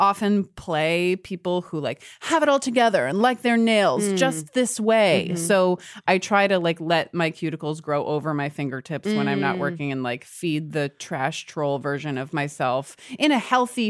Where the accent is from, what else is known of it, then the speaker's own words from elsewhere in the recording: New York, United States; also born or lived in Connecticut; Born and raised in the South Street Seaport, and then was in Connecticut for a little bit, and then came back here.